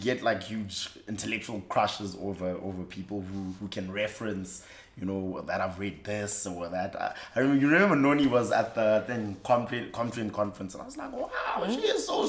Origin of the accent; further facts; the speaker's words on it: Eastern Cape, South Africa; I'm also from the Eastern Cape